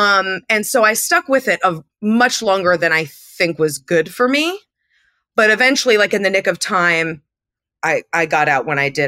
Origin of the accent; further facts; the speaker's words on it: Andover, Massachusetts, United States; there was a ballet school in town where I grew up in Andover, Massachusetts.